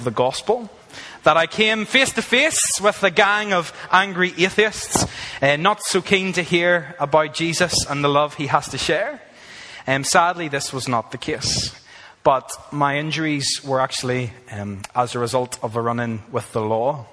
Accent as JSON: {"language": "English", "country": "Ireland", "moved": "as an adult", "lives_now": "Australia", "said": "I am from Ireland"}